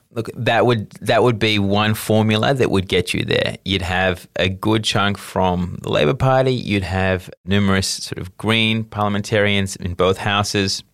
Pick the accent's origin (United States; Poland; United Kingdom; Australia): Australia; as an Australian